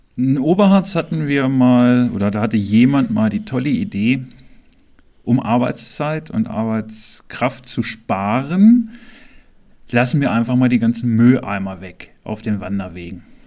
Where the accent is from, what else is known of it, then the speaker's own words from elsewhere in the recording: Clausthal-Zellerfeld, Lower Saxony, Germany; Ich bin hier im Krankenhaus geboren, ich bin hier aufgewachsen